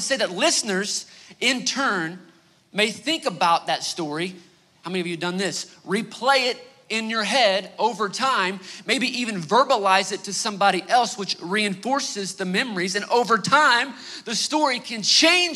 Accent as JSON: {"language": "English", "region": "Northeast Oklahoma", "country": "United States", "said": "We're both from Northeast Oklahoma"}